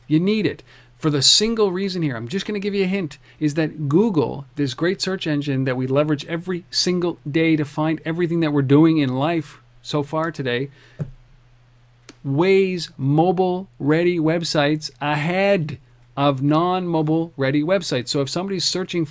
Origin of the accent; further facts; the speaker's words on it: Canada; We are Canadian